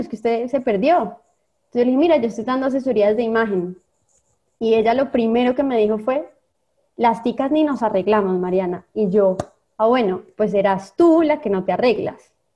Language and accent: Spanish; Colombia; moved away as an adult; now in Costa Rica; yo soy colombiana, pero soy adoptada tica de hace 20 años